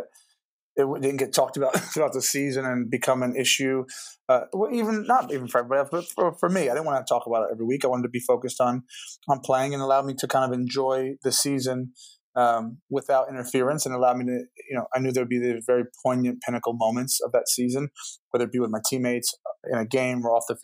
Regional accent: New Jersey, United States; also born or lived in Manchester; I'm from New Jersey

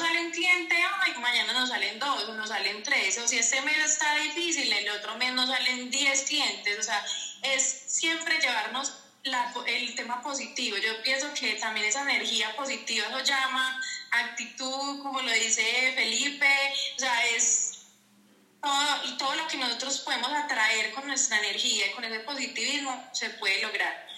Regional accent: Paisa, Antioquia, Colombia; also born or lived in Envigado, Antioquia; vivo en Envigado, Antioquia, eh, paisa, paisa.

